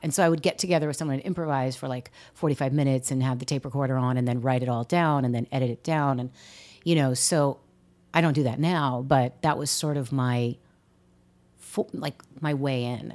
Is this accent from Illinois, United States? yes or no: no; San Diego, California, United States; moved away as an adult; also born or lived in Seattle; now in New York, United States; having grown up in California